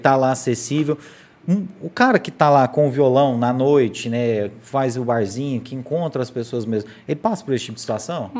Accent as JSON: {"language": "Portuguese", "town": "Morrinhos", "region": "Goiás", "country": "Brazil", "said": "eu sou de Morrinhos"}